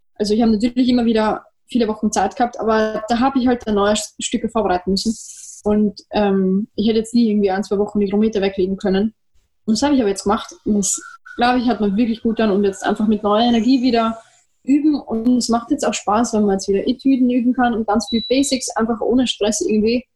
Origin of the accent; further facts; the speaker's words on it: Vienna, Austria; bei uns in Wien